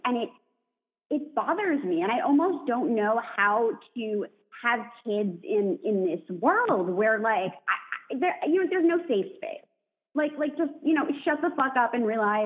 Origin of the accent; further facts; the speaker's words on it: East Coast, United States; I was raised on the East Coast